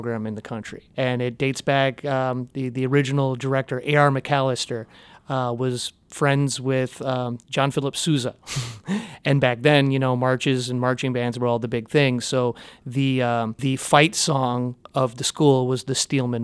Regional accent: Joliet, Illinois, United States; born and raised in Joliet, Illinois

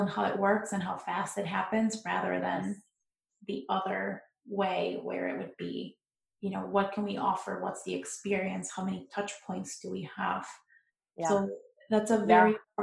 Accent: Midwest, United States; I'm from the Midwest

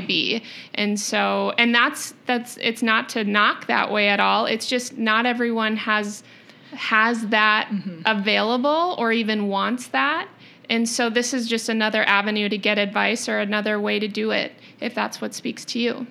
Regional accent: Rochester, Minnesota, United States; also born or lived in Portland, Oregon; born and raised in Rochester

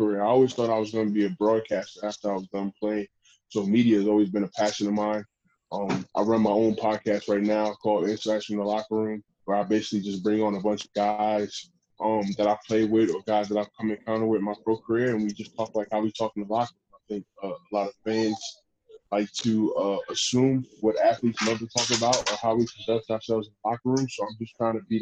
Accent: New York, United States; moved away as an adult; also born or lived in Calgary; now in Phoenix, United States; I'm from New York

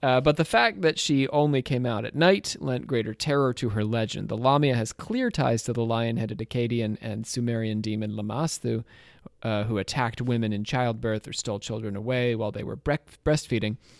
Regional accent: Trenton, New Jersey, United States; moved away; I was from Trenton, and sometimes we called that place No Kingdom there.

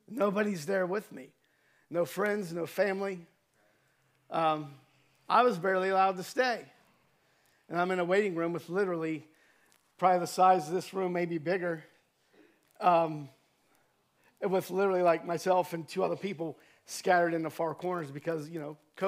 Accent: Cambridge, Ohio, United States; moved away; my hometown in Cambridge, Ohio

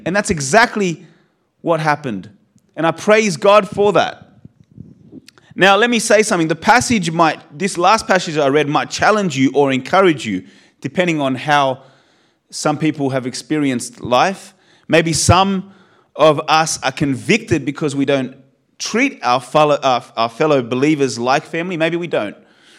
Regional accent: Australia; born there; You know, I'm Polish. You know, my blood is Polish, born in Australia, so I guess I'm an Australian Polish human being.

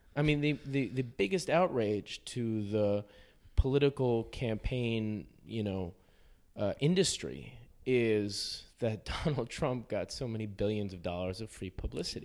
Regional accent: New York City, New York, United States; moved away as an adult; also born or lived in Beirut; I grew up in Manhattan

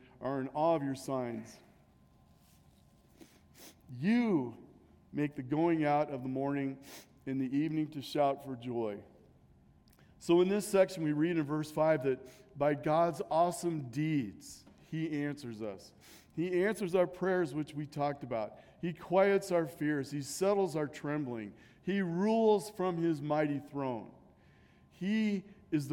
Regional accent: Nebraska, United States; growing up in Nebraska

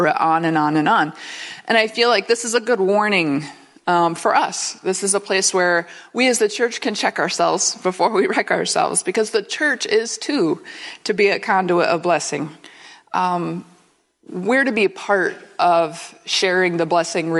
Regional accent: Missouri, United States; I'm from Missouri, and there's lots of graceful people.

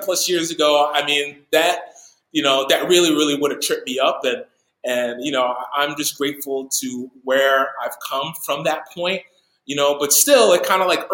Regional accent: New York, United States; moved away; teach at my old church that I grew up with in New York

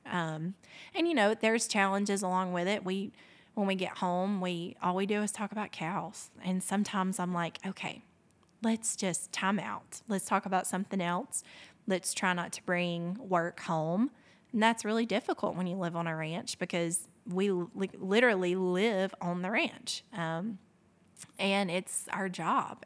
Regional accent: Fort Payne, Alabama, United States; growing up in Fort Payne

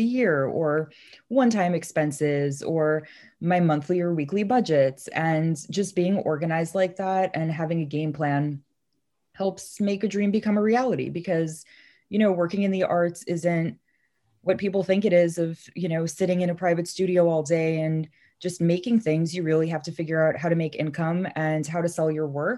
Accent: New York City, New York, United States; also born or lived in Madison, Wisconsin; I'm originally from Brooklyn. So I guess I'm really used to this fast-paced hustler way of life. You know, growing up here

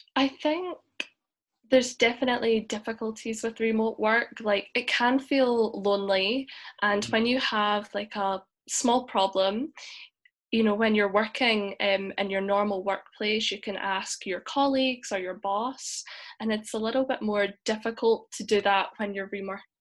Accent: Glasgow, Scotland, United Kingdom; accent: Scottish; moved away; I'm from Glasgow, Scotland, and I'm an instructor at Sparta English.

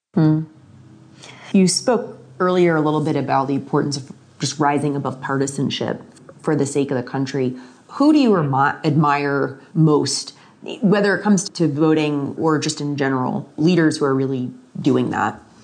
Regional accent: Florida, United States; moved away; I'm originally from Florida

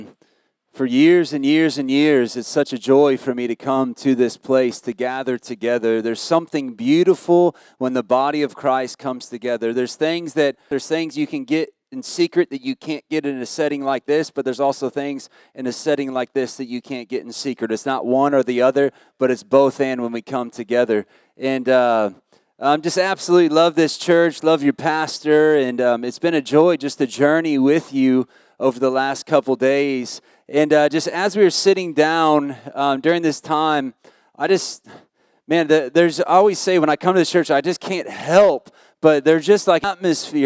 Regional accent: United States; moved away as an adult; now in Australia; I'm American

